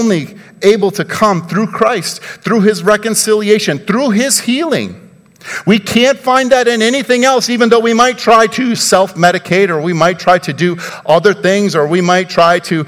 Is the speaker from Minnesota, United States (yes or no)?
yes; Mankato, Minnesota, United States; I'm from Minnesota in Mankato